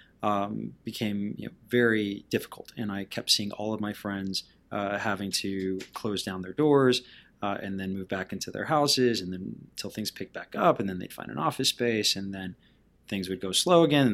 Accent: Lima, Peru; moved away as an adult; also born or lived in Panama / Bolivia / Texas; now in San Antonio, United States; I was born in Central America, in Panama, and then I was raised in South America, in Bolivia and Peru. And so I graduated high school in Lima, Peru, and then I moved to Texas

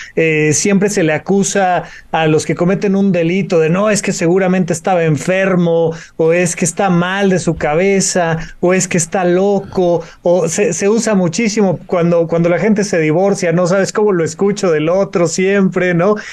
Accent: Mexico; nuestro país, México

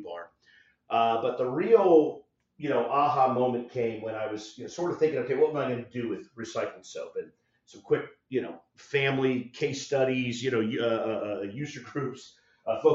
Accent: South Florida, United States; now in Orlando, United States; I'm originally from South Florida. I'm talking to you from Orlando, Florida. I'm a thin-blooded Floridian.

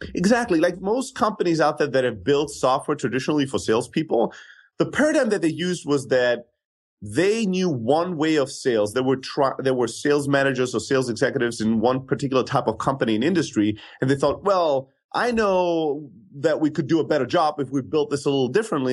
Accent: Germany; moved away as an adult; also born or lived in Greece; now in United States; I grew up in Germany

